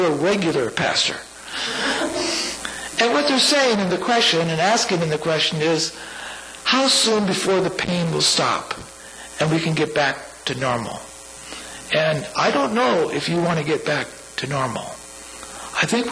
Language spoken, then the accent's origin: English; San Francisco, California, United States; my hometown, San Francisco